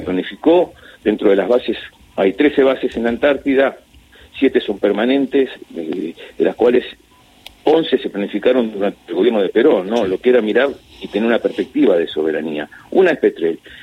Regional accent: Argentina

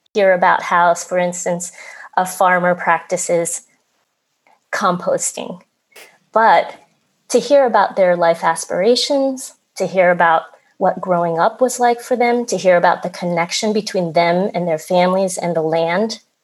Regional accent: Philadelphia, Pennsylvania, United States; also born or lived in Vietnam; I grew up in Philadelphia

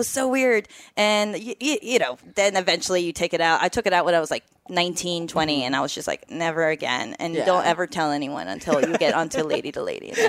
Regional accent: Mexico; moved away as an adult; I grew up in Mexico.

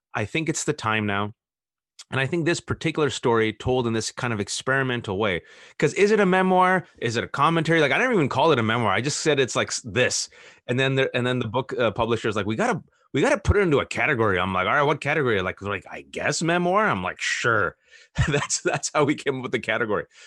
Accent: Fremont, California, United States; I was born and raised in Fremont, California

